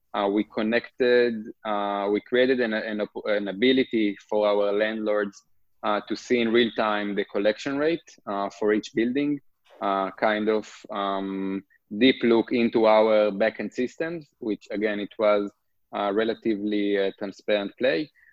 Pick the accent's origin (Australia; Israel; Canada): Israel; English is a second language; moved away as an adult; also born or lived in Brooklyn, New York; now in New York, United States; As probably you can hear, I'm from Israel originally. I'm currently located in uh, Brooklyn, New York. Um, I grew up in a kibbutz